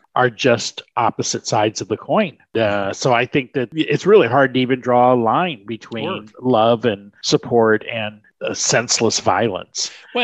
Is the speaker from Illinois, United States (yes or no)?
yes; Chicago, Illinois, United States; I'm from Chicago. I'm from Illinois